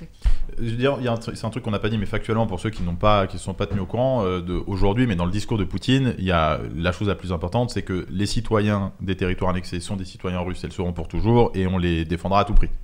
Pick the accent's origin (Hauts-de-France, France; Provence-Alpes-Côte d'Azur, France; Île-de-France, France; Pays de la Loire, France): Île-de-France, France; Paris; also born or lived in Montauban; je suis euh, parisien, mais sinon c'est Montauban